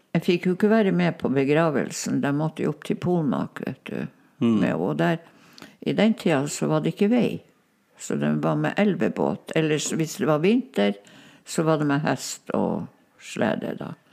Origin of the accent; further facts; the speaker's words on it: Kirkenes, Troms og Finnmark, Norway; first language Northern Sami; Norwegian is a second language; Jeg snakka jo bare samisk. For det mm. gjorde vi jo hjemme der hos bestemor